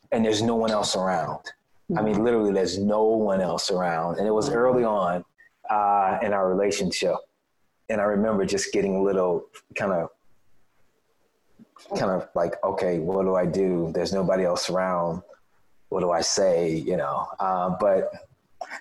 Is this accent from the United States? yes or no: yes; Chicago, Illinois, United States; We would probably be considered to be kind of middle income family growing up on the South Side of Chicago